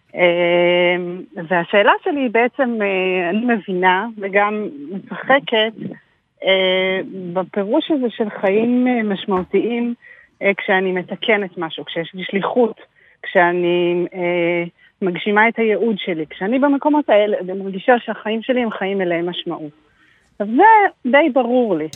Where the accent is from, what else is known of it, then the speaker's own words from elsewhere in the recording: Israel; אני גם בת לעם היהודי, אני גם ישראלית